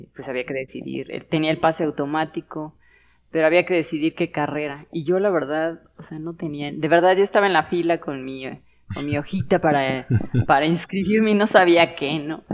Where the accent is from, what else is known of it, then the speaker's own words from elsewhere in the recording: Mexico City, Mexico; now in Querétaro, Mexico; Yo nací en la Ciudad de México